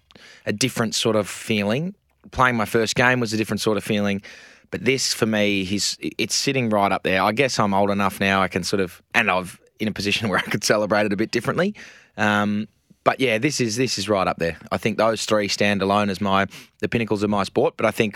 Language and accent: English; Adelaide, South Australia, Australia; born there; I was born in Adelaide. So I was born in Ashford Hospital in Adelaide. Andrew and I were both born there.